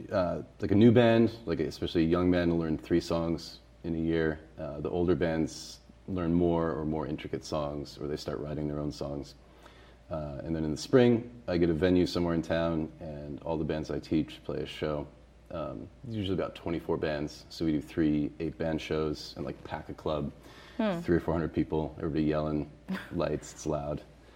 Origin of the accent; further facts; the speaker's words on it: Massachusetts, United States; now in Boston, United States; I wasn't in BPS schools. I grew up in Western Mass.